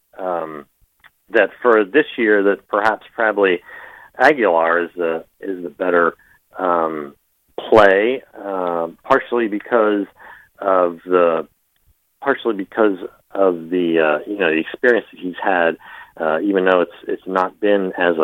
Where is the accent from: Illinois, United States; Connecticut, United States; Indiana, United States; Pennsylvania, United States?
Pennsylvania, United States; Philadelphia; I'm from Philadelphia